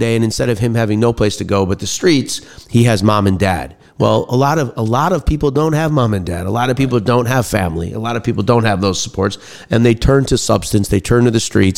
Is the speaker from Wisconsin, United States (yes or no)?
yes; Bayside, Wisconsin, United States; moved away as an adult; also born or lived in Washington, D.C.; I grew up in Bayside, Wisconsin, went to Nicolet High School